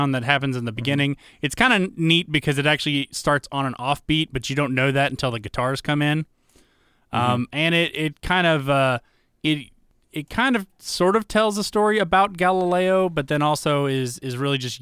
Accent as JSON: {"language": "English", "town": "Atlanta", "region": "Georgia", "country": "United States", "tie": "born or raised there", "said": "we grew up in Atlanta"}